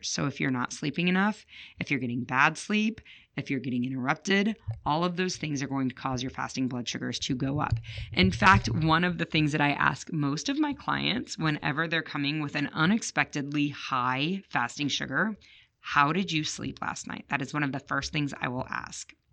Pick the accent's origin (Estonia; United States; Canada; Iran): United States; Chicago, Illinois; I grew up in Chicago